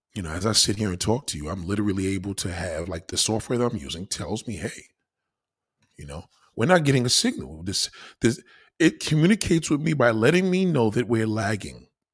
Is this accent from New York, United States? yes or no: yes; New York City, New York, United States; I'm a New York City slicker, I'm a New Yorker